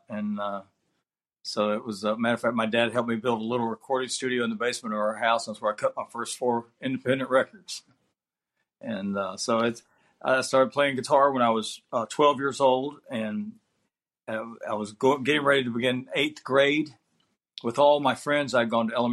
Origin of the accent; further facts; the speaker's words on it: South Carolina, United States; I'm originally from Athens, South Carolina, and I was the third child of Jim and Marie